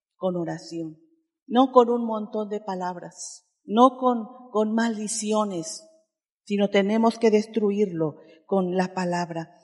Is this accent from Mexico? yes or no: yes; Oaxaca, Mexico; perdónanos como oaxaqueños